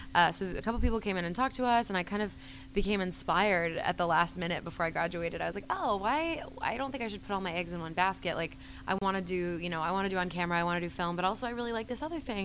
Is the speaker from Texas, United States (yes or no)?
no; North Carolina, United States; moved away as an adult; also born or lived in Los Angeles; I was originally from North Carolina